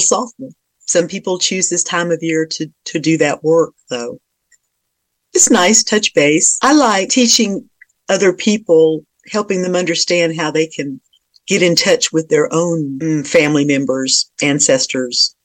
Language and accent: English; South Georgia, United States; now in Virginia, United States; I'm from South Georgia